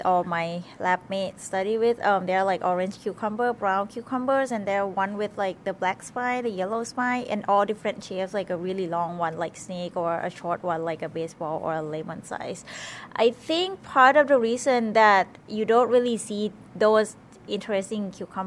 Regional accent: Thailand; moved away as an adult; now in Madison, United States; I am from Thailand originally, but I am currently studying PhD at the University of Wisconsin-Madison

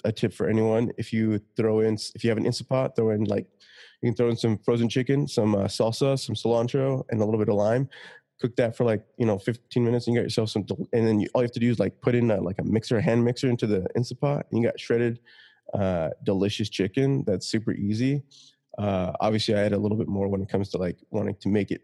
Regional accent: Utah, United States; I grew up in Utah

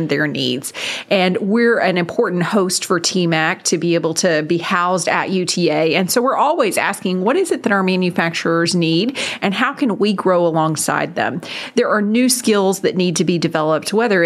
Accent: Arlington, Texas, United States; also born or lived in Denton, Texas; it's really fun to be able to return to my hometown.

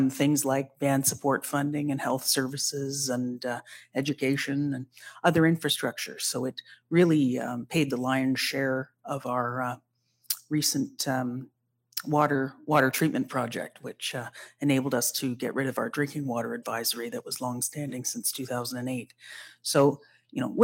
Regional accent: Scugog Island First Nation, Ontario, Canada; I'm from Scugog Island First Nation, which is about an hour and a half northeast of the city of Toronto

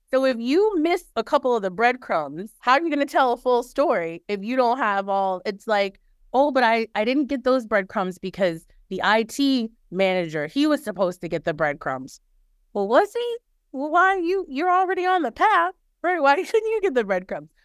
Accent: New Orleans, Louisiana, United States; moved away; I am originally from New Orleans

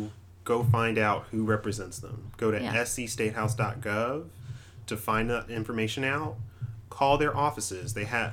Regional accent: Red Bank, South Carolina, United States; growing up in South Carolina and kind of in the Columbia area. I used to live in I grew up in Red Bank in Lexington.

